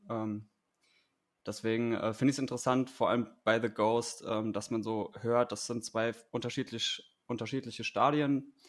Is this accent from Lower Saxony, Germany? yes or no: no; Hanau, Hesse, Germany; moved away as an adult; also born or lived in Gießen; now in Wiesbaden, Germany; geboren und aufgewachsen bin ich in Hanau